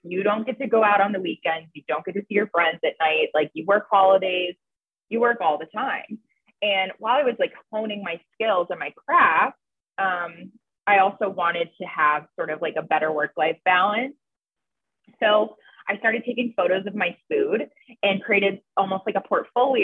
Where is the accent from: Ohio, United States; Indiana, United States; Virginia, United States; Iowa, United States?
Ohio, United States; Cleveland; moved away as an adult; also born or lived in Tampa, Florida; I moved back home to Cleveland from Tampa, Florida. I lived in Tampa for 3 years